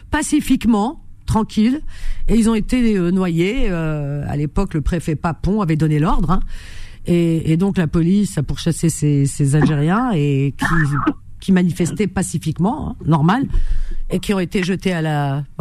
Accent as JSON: {"language": "French", "country": "Tunisia", "said": "suis de Tunisie."}